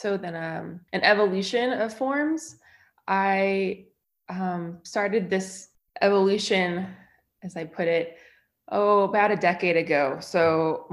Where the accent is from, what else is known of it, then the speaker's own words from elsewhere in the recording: San Francisco Bay Area, California, United States; now in Utah, United States; I am originally from the San Francisco Bay Area in California